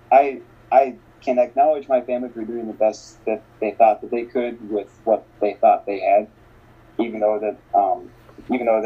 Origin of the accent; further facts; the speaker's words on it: Bogotá, Bogotá Capital District, Colombia; born there; I always knew I was adopted. I always knew that I was born in Bogota, Colombia.